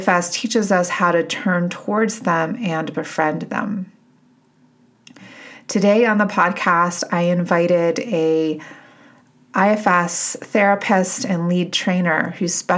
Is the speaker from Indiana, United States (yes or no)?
no; Connecticut, United States; moved away; I grew up in Connecticut